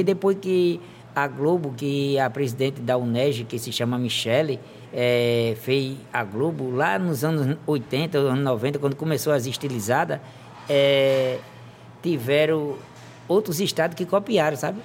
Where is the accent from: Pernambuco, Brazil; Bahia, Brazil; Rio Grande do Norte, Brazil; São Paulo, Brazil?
Rio Grande do Norte, Brazil; Goianinha; also born or lived in Pedro Velho; eu me criei totalmente aqui em Goianinha